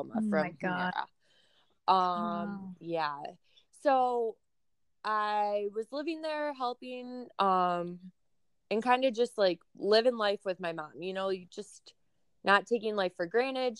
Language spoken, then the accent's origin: English; Rochester, New York, United States; also born or lived in Albany, New York; I'm from Rochester, New York